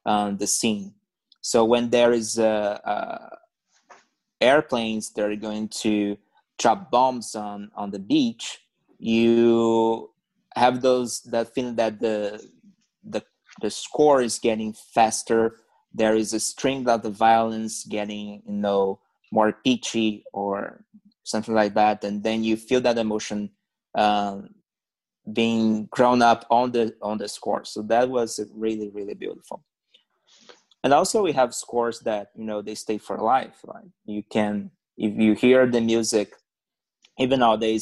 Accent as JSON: {"language": "English", "country": "Brazil", "second_language": "English", "moved": "as an adult", "lives_now": "Canada", "said": "back then in Brazil"}